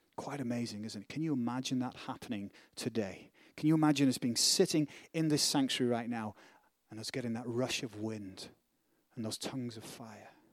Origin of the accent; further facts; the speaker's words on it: Northern England, United Kingdom; accent: British; northern; now in United States; where I'm from, in, in, in England, it's the reverse. If you're a Northerner, and I am a Northerner